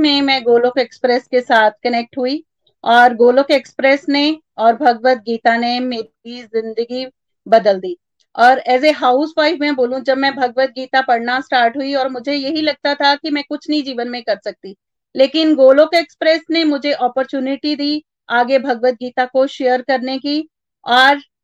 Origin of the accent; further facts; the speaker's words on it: Chamba, Himachal Pradesh, India; मैं चंबा हिमाचल प्रदेश से बिलोंग करती हूँ